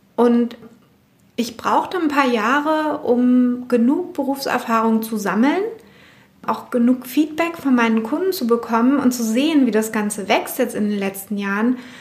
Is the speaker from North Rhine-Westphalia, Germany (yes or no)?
no; Berlin, Germany; ich bin in West-Berlin aufgewachsen